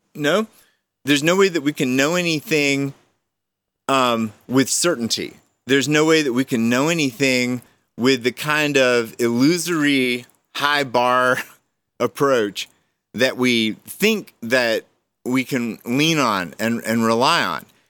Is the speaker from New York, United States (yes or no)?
no; Georgia, United States; I was raised in Georgia with a pastor dad